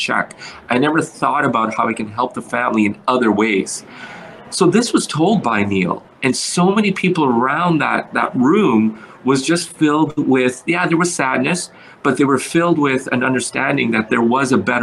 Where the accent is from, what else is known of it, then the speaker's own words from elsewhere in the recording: Kenya; now in Canada; I'm from Kenya